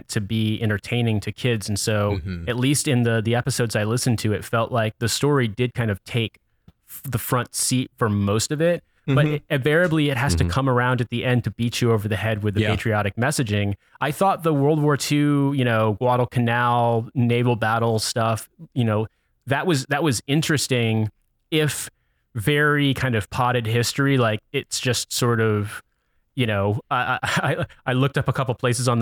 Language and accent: English; Indiana, United States; now in London, United Kingdom; I'm from Indiana